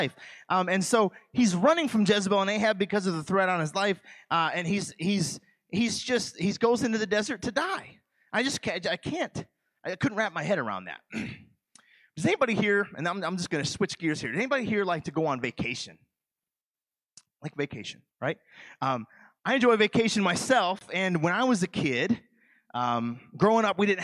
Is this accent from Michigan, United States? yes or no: yes; Michigan, United States; moved away; I'm from the state of Michigan. I'm from Michigan